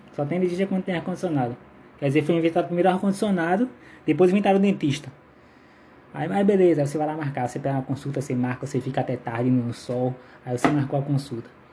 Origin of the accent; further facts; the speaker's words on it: Maranguape, Ceará, Brazil; Eu sou de Maranguape